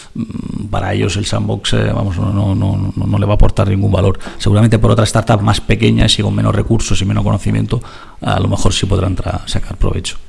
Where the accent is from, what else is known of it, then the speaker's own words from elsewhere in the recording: Italy; Spanish is a second language; now in Spain; el país de, la, de donde nací, en Italia